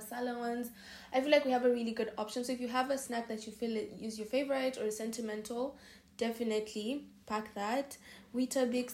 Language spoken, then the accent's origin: English; Kenya; moved away as an adult; now in Hungary; I'm from Kenya